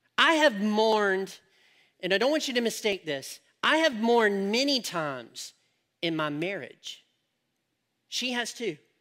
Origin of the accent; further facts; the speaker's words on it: United States; I'm an American